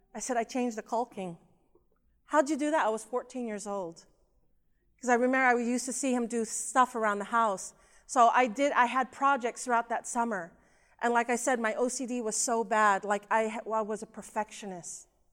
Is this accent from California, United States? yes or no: yes; Southern California, United States; also born or lived in Philippines; I was born in the Philippines. and we immigrated to the United States, to California, to Southern California when I was about two and a half years old